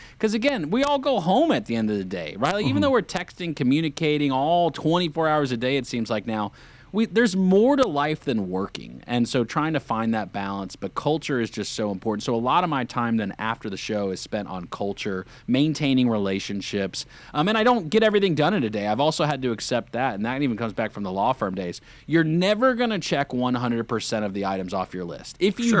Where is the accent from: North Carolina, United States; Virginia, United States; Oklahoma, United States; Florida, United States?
North Carolina, United States; some other lifelong friends that I grew up with here in the Lake Norman area